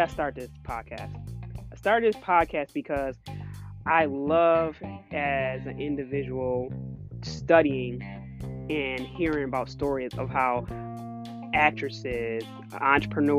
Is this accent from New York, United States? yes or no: yes; Buffalo, New York, United States; also born or lived in Oakland, California; I'm just a girl that was raised in Buffalo, New York, the East Side.